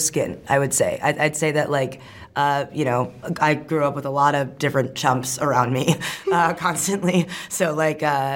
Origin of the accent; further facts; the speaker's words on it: New York City, New York, United States; I'm from New York City